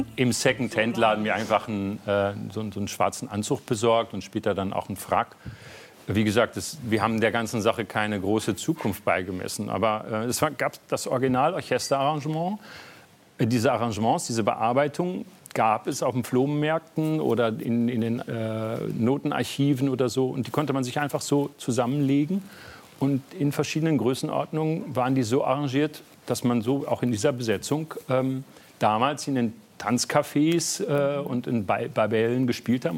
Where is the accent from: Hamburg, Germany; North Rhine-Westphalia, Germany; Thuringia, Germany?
North Rhine-Westphalia, Germany; moved away as an adult; also born or lived in Berlin; als Westfale